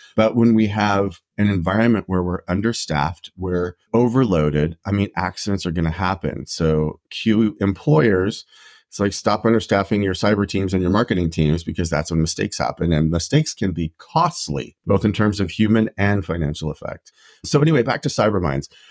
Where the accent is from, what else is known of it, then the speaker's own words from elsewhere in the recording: Idaho, United States; I grew up in Idaho